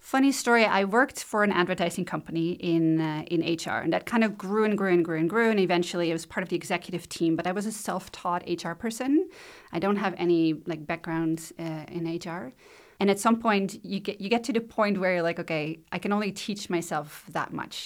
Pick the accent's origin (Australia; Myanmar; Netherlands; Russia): Netherlands; moved away as an adult; now in Shelburne, Canada; I was born in the Netherlands, grew up there